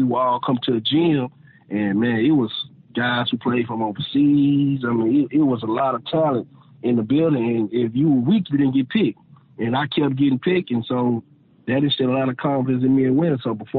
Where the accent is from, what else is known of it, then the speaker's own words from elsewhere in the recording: Arkansas, United States; growing up in Arkansas